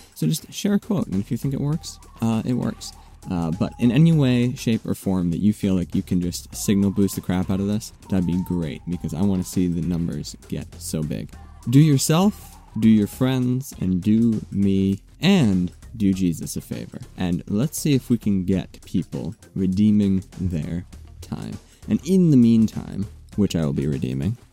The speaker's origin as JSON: {"language": "English", "country": "United States", "said": "as a Christian and as an American"}